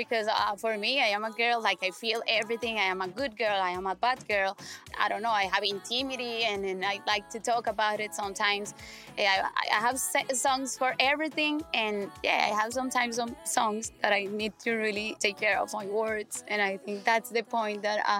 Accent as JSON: {"language": "English", "country": "Colombia", "second_language": "English", "said": "I'm from Colombia"}